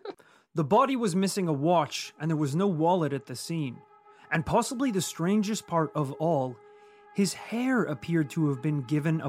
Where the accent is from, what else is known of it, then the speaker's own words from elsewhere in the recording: Yorkshire and the Humber, United Kingdom; accent: Yorkshire; there's maybe like a couple of those lines that I could clean up a little bit with my Yorkshire accent.